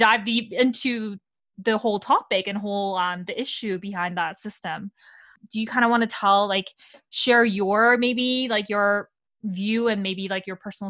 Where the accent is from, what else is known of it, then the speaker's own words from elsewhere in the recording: Canada; also born or lived in Korea; I was born in Korea and then I moved to Canada in 2000 when I was young.